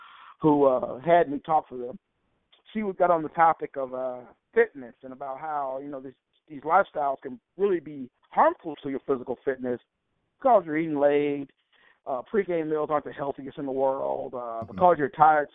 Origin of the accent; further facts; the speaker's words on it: Alabama, United States; I grew up in Alabama